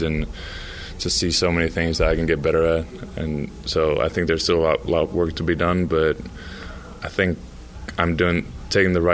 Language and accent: English; Finland; now in Utah, United States; growing up in Finland